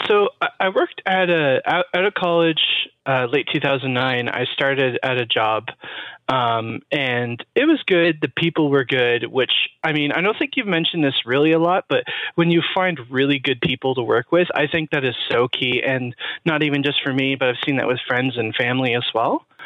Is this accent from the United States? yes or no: no; Toronto, Ontario, Canada; I'm actually from Toronto